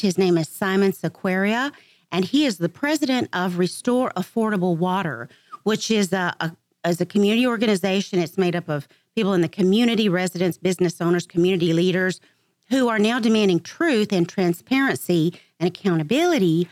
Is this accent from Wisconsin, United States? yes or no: no; Dallas, Texas, United States; I'm from Dallas, Texas